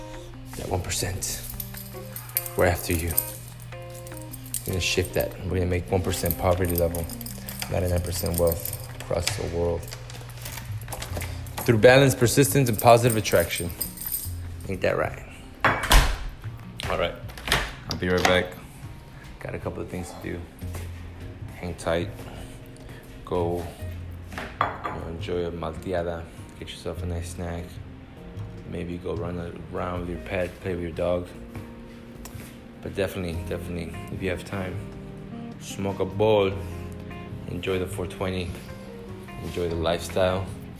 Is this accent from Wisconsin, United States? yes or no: no; Wyoming, United States; We're from Wyoming, so like, we like the hot and then getting in the pool.